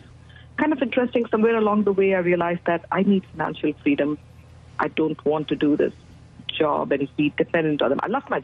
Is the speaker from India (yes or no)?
yes; India; moved away as an adult; now in Dallas, United States; I am originally from India, and I came to the U.S. as an immigrant, as a student, to pursue higher education